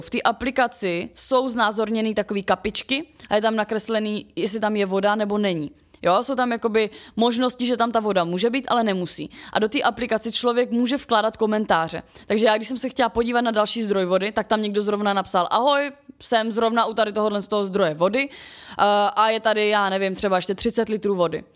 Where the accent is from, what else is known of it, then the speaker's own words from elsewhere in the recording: Ostrava, Moravian-Silesian Region, Czechia; jak jsem jako ještě z Ostravy